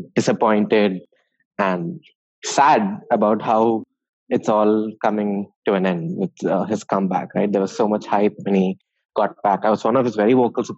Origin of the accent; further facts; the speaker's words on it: Chennai, Tamil Nadu, India; I'm from Chennai